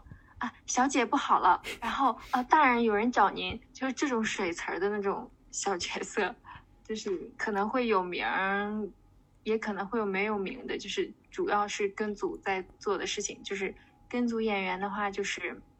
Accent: Shandong, China; 我是一个山东人，然后有一个名言叫做。山东人不做那个呃，不考公务员和当老师，全都是嬉皮士

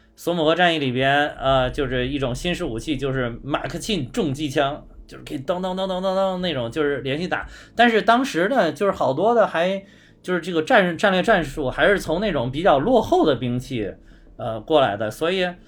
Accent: China; 我们中国人的公司

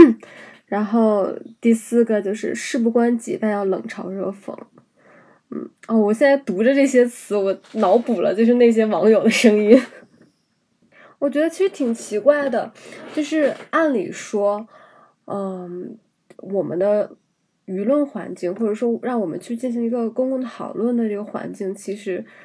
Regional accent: China; 我们在大陆生长的这一代人，我们所接受的教育是黄河文明，我们是从黄土高原上发源起来的人们

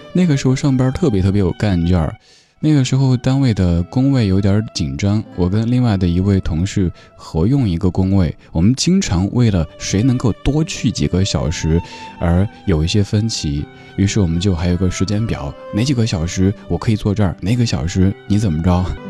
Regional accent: Sichuan, China; moved away; 作为一个四川人

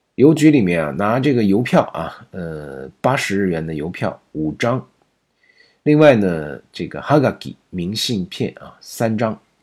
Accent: China; 我们中国人写的再好的文章，这个日语它不是我们的母语啊

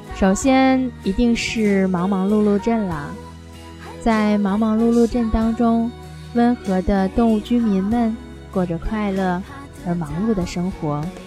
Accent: China; 我们中国人

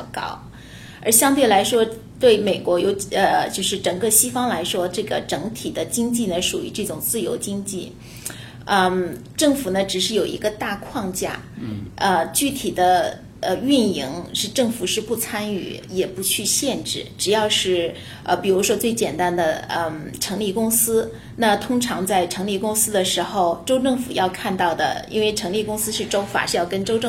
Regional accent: China; now in United States; 但是对呃我们从中国过来的，可能就觉得呃非常去难以理解。

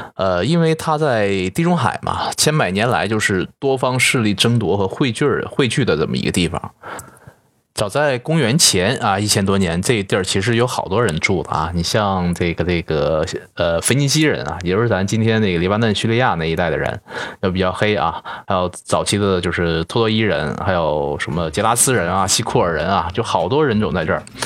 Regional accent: Northeast China, China; 作为东北人的我

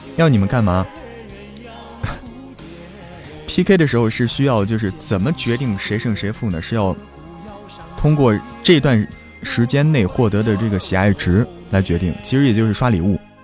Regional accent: Zhangjiakou, Hebei, China; 我是河北张家口人

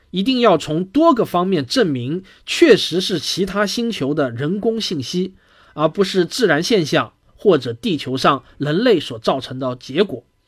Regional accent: China; 我们中国人

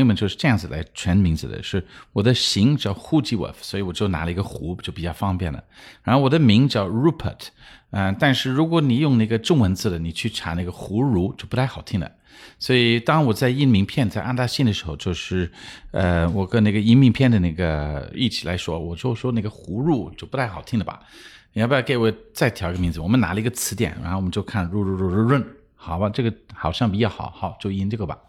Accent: Luxembourg; Chinese is a second language; moved away as an adult; also born or lived in Japan; 呃我我是出生一个小国家叫卢森堡，然后那边我们就是出生的时候就讲卢森堡文、德文、法文，然后我们家是英国人，所以讲英文的。

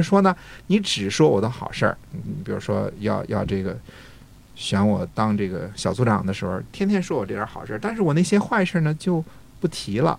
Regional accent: China

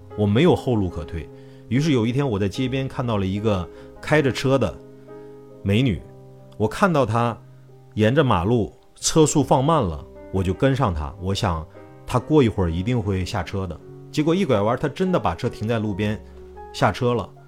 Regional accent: Yuncheng, Shanxi, China; moved away as an adult; now in Shenzhen, China; 我是出生在山西运城的一个矿山里面，大山沟。我们的企业是一个国企的铜矿企业。我的父母呢，都是这个企业的平凡的职工。我爸爸是生产科的一名科员儿。我妈妈是职工医院的护士。

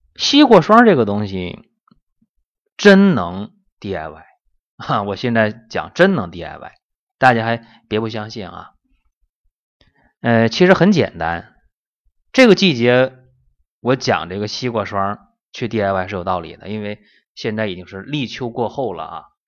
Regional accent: China; 我们中国人

